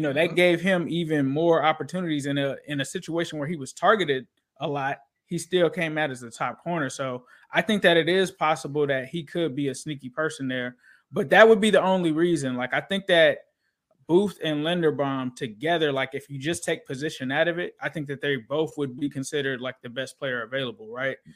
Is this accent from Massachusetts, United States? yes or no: no; Cincinnati, Ohio, United States; moved away; growing up in Cincinnati, my grandmother was a huge Reds fan